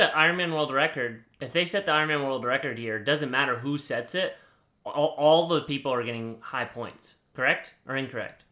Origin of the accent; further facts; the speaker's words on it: United States; I'm American